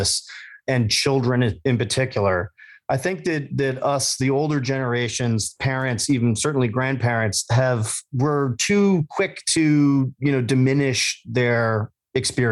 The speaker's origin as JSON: {"language": "English", "region": "Massachusetts", "country": "United States", "tie": "born or raised there", "said": "We grew up in Massachusetts"}